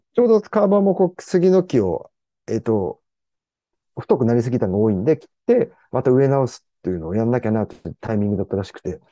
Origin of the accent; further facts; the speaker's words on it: Kawaba, Gunma, Japan; 地元に帰って